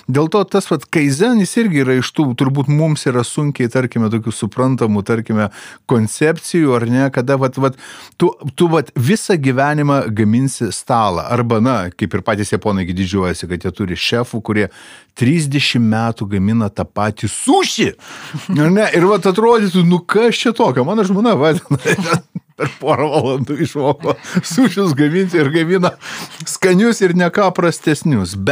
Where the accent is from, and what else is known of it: Lithuania